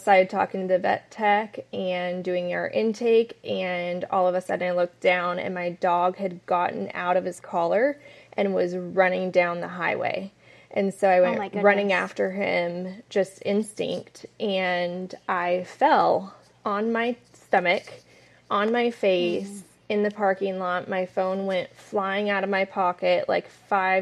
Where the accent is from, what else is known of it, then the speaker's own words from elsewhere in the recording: San Diego, California, United States; moved away as an adult; now in San Antonio, United States; I was born and raised in San Diego, California.